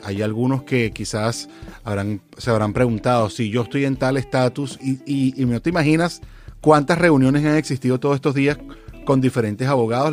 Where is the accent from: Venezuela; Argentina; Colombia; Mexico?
Venezuela; now in California, United States; como venezolano, la verdad es que tengo muchos amigos aquí en California